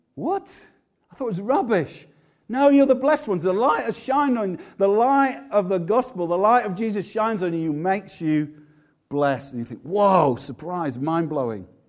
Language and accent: English; Yorkshire and the Humber, United Kingdom; moved away; also born or lived in Manchester; I'm from Yorkshire, but I did love it in Manchester in many ways